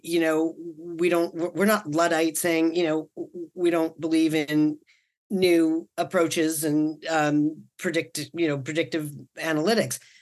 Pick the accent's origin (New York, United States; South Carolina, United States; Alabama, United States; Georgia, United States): New York, United States; New York City; now in California, United States; I'm from Brooklyn